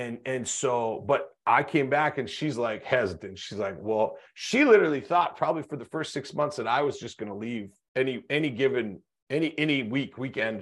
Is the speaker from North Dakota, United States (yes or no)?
yes; North Dakota, United States; I grew up in North Dakota in small town